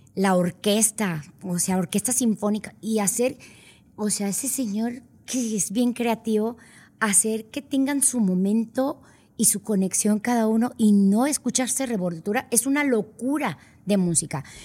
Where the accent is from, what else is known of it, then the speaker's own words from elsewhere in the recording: Monterrey, Nuevo León, Mexico; also born or lived in San Antonio, Texas; aunque vivía en Texas, pues yo no era de Texas, yo era de Monterrey